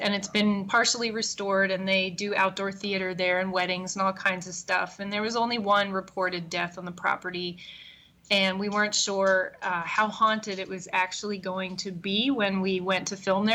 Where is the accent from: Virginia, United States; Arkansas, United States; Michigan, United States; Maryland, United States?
Maryland, United States; Bel Air; moved away as an adult; now in Chicago, United States; I grew up in Maryland